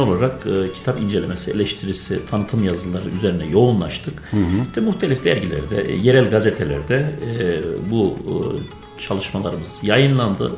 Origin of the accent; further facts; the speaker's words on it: Gaziantep, Turkey; also born or lived in Erzincan; 1978 Gaziantep doğumluyum.